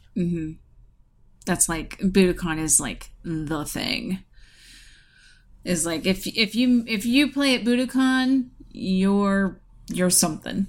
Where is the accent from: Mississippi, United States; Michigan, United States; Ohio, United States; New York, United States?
Ohio, United States; my home state of Ohio